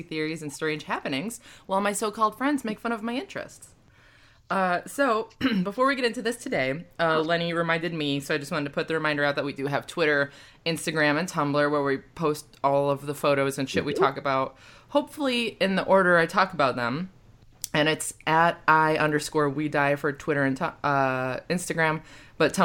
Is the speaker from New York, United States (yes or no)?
yes; New York, United States; moved away; I'm from New York State originally